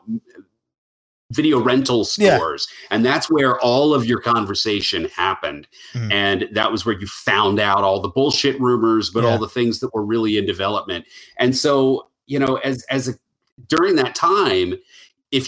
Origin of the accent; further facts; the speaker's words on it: Western Maryland, United States; also born or lived in Baltimore; I am a Maryland boy, and I grew up in Western Maryland, moved to Baltimore